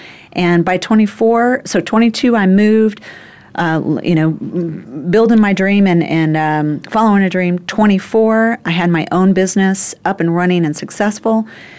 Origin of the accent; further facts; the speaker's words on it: Phoenix, Arizona, United States; moved away as an adult; now in New York City, United States; in my 20s when I moved from Phoenix to New York City